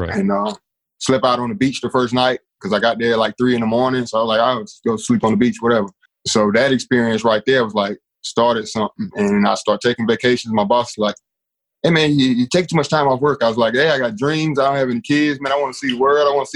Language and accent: English; Asheville, North Carolina, United States; also born or lived in Asbury Park, New Jersey; now in Charlotte, United States; Yeah, grew up in Asheville. Originally born on the Jersey Shore, Asbury Park, New Jersey, but moved to Asheville around 5.